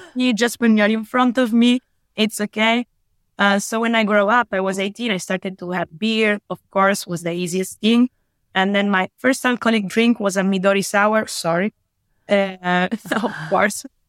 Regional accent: Italy; I'm from Italy. I live and work in Italy

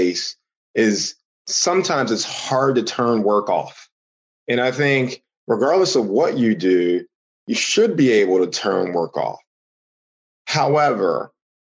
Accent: Houston, Texas, United States; I'm originally from Houston, Texas. You know, child of the, you know, 80s, 90s

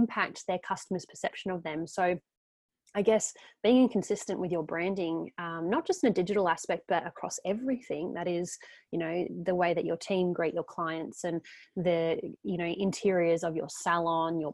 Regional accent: Geelong, Victoria, Australia; We are both actually from Geelong.

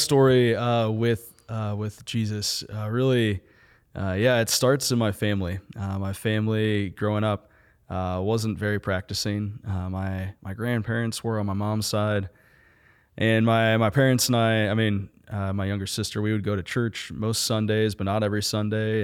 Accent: St. Louis, Missouri, United States; now in Kansas City, United States; originally from Kansas City, from Saint Louis.

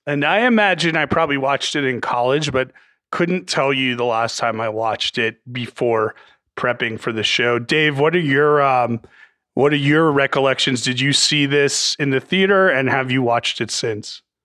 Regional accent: New Jersey, United States; I grew up in North Jersey

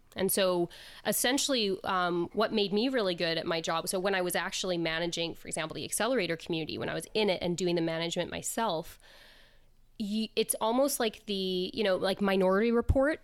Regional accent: Canada; also born or lived in south of Spain; now in Spain; I am originally Canadian, um, but I live in the south of Spain

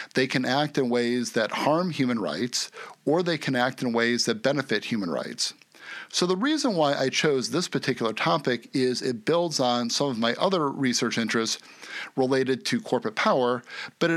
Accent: United States; my home country of the USA

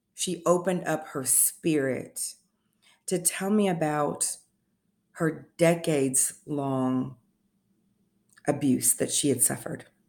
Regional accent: Indianapolis, Indiana, United States; moved away as an adult; now in Tennessee, United States; I am originally from Indianapolis, Indiana

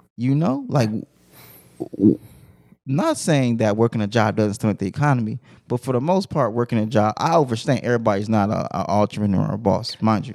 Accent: Compton, California, United States; I'm from Compton

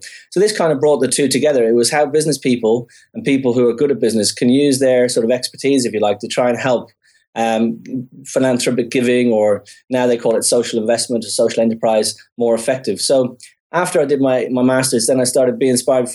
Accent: Dublin, Leinster, Ireland; moved away as an adult; I grew up in Dublin, as you said, in Ireland

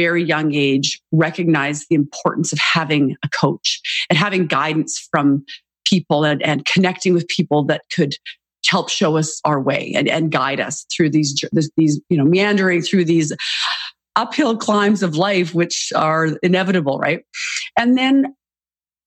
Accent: Canada; moved away; I'm originally Canadian and grew up in Canada

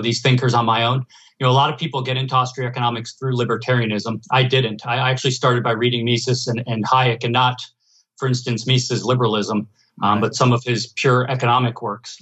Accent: United States; I'm from New Jersey and New York

